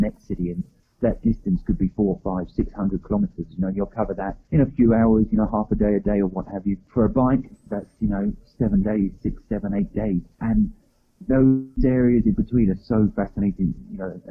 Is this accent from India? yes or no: no; England, United Kingdom; I'm from England